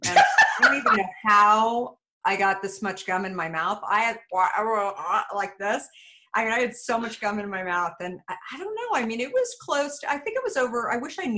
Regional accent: Phoenix, Arizona, United States; I grew up in Phoenix, Scottsdale area

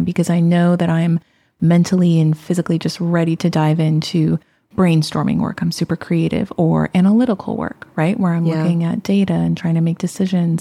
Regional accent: Bay Area, California, United States; born and raised in the Bay Area

